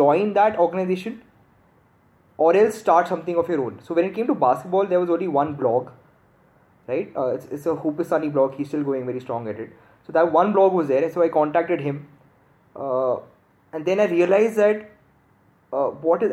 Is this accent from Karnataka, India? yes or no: yes; Bangalore, Karnataka, India; moved away as an adult; also born or lived in Gurgaon; I'm from Bangalore, my family's from Bangalore.